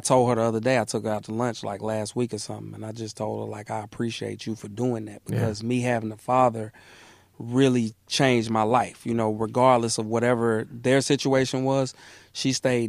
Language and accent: English; Atlanta, Georgia, United States; born or raised there; also born or lived in Mississippi